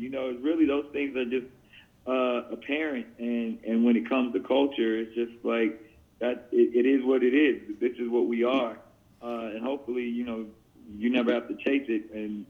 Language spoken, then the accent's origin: English; San Diego, California, United States; the next one is going to be San Diego, my hometown